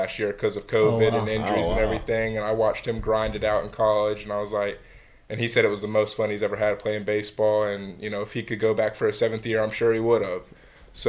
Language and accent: English; Georgia, United States; I was born in Georgia